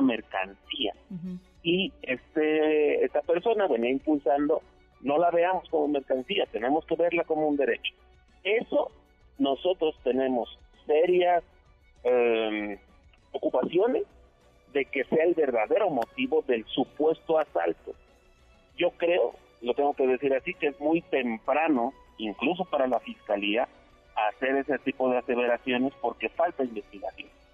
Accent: Mexico; como sociedad mexicana

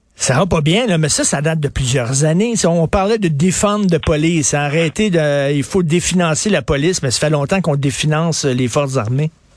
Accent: Canada

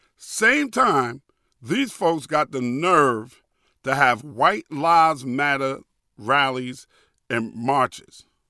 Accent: New York City, New York, United States; moved away as an adult; also born or lived in Hackensack, New Jersey; I grew up in New York City

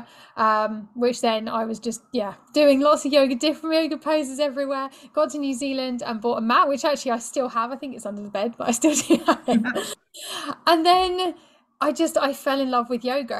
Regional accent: United Kingdom; being British

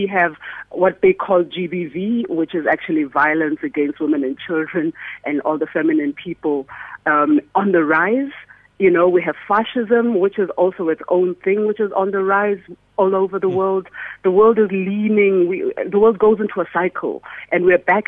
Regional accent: South Africa

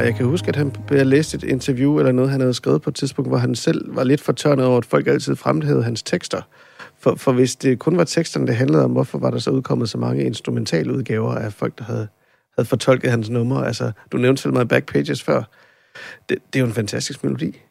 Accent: Randers, Central Denmark Region, Denmark; jeg er jo fra Randers oprindeligt

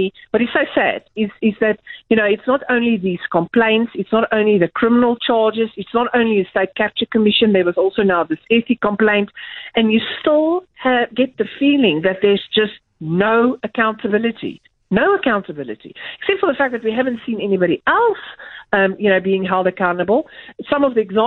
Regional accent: South Africa; as a South African

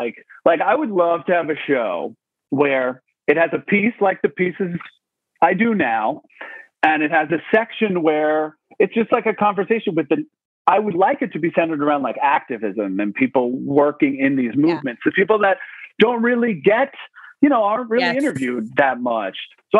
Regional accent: New York, United States; So like a bunch of my friends that I grew up with on Long Island, we had a bunch of conversations

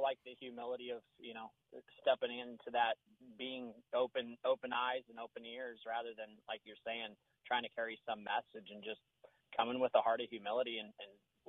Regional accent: Denver, Colorado, United States; also born or lived in South Durham, North Carolina; now in Durham, United States; when I grew up in Denver

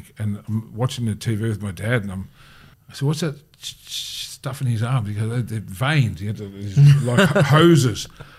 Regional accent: Bendigo, Victoria, Australia; I grew up in Bendigo

